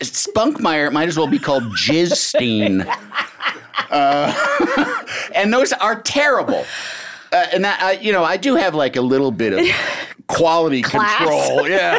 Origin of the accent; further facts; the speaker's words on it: Illinois, United States; also born or lived in Grand Rapids, Michigan / Bloomington, Indiana; I was four, we moved back to my grandparents' house in Illinois. So I grew up in Illinois, about 70 miles west of Chicago.